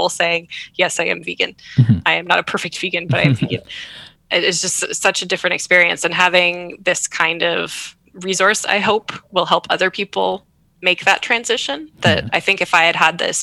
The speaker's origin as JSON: {"language": "English", "country": "Canada", "said": "I'm living in Canada, I'm Canadian"}